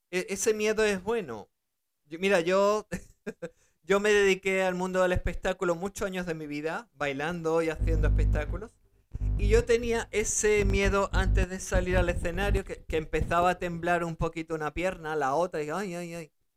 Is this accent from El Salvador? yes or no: no; Spain; also born or lived in Germany; Ellos me dejaron en España para ellos poder seguir trabajando en Alemania mientras yo eh, empezaba a hablar el español correctamente y, y, adaptarme, porque yo nací en Alemania, y entonces adaptarme a, España